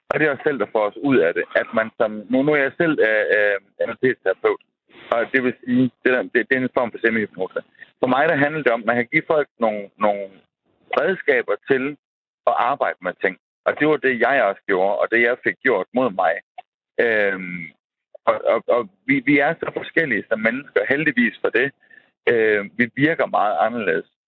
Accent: Central Denmark Region, Denmark; jeg, jeg er gammel midtjyde.

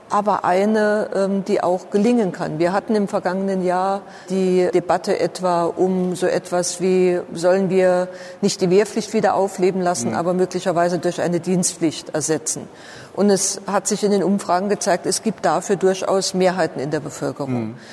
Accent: Saarland, Germany; mir als Saarländerin und im Übrigen auch als äh, die Ministerpräsidentin, die für das Saarland eine Frankreich-Strategie entwickelt hat

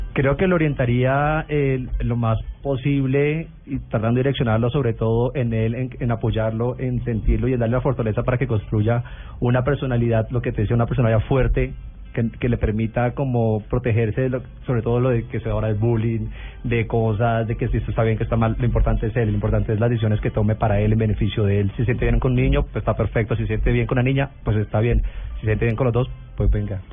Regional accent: Cúcuta, Norte de Santander, Colombia; soy de Cúcuta, una ciudad pequeña

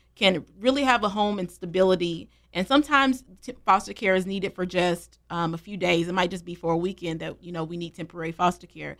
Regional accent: Greensboro, North Carolina, United States; also born or lived in Charlotte, North Carolina; I'm born and raised in Greensboro, North Carolina.

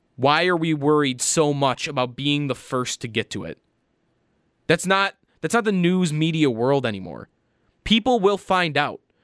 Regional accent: Buffalo, New York, United States; kid growing up in Buffalo, New York

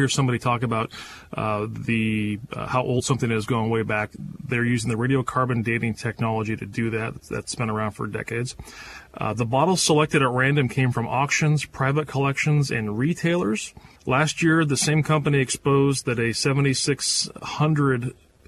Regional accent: Spokane, Washington, United States; moved away; I spent many of my formative years growing up in Spokane.

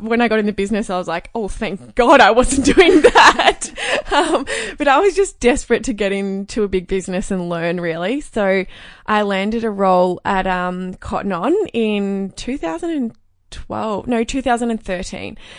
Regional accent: Cape Paterson, Victoria, Australia; I grew up in Cape Patterson, which is a really tiny coastal town. It's down near Phillip Island

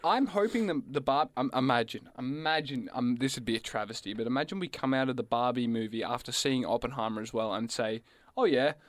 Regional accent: Gippsland, Victoria, Australia; where I grew up down in Gippsland

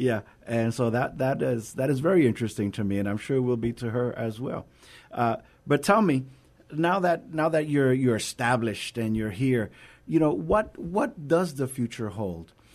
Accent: New York, United States; now in San Antonio, United States; I am originally from New York

